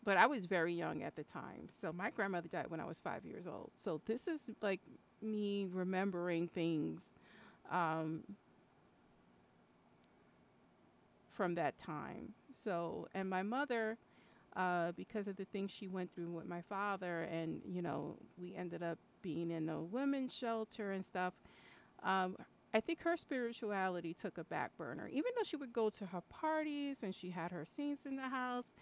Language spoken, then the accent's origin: English; New York, United States; I'm Puerto Rican from New York